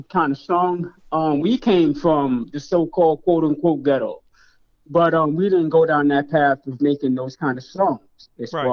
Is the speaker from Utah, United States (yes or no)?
no; New York City, New York, United States; I grew up in Brooklyn, New York